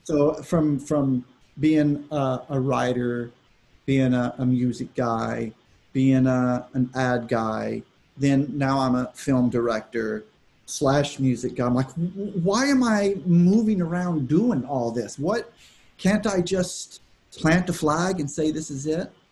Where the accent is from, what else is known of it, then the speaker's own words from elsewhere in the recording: Austin, Texas, United States; I grew up in Texas. I grew up in Austin, uh, great city